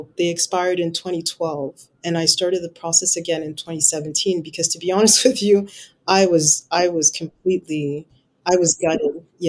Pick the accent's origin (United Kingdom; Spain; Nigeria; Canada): United Kingdom; England; moved away as an adult; it took me 2.5 years to do the equivalences after when I emigrated from England.